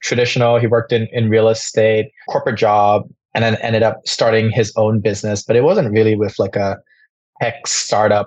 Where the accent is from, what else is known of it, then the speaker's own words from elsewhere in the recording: Bangkok, Thailand; I grew up in Bangkok, so born and raised in Thailand.